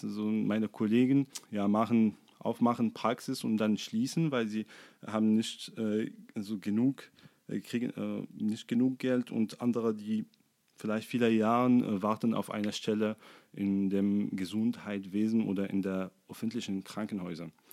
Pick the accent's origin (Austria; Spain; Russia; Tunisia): Tunisia; Sfax, Sfax Governorate; German is a second language; moved away as an adult; also born or lived in Monastir, Tunisia / Düsseldorf, Germany; now in Erfurt, Germany; ich bin in Sfax geboren. Ähm, das ist ein Stadt im Ostenzentrum von Tunesien. Ähm, ich bin dort aufgewachsen